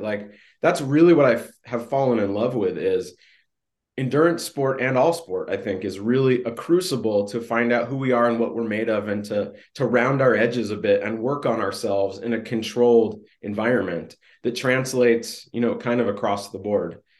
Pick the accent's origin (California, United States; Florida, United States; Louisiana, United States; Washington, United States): California, United States; I grew up in Southern California and then Northern California